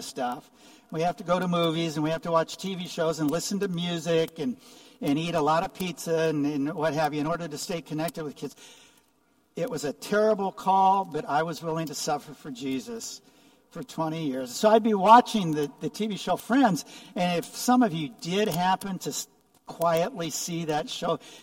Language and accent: English; Omaha, Nebraska, United States; moved away as an adult; also born or lived in Coon Rapids; now in Arizona, United States; I grew up in Omaha, Nebraska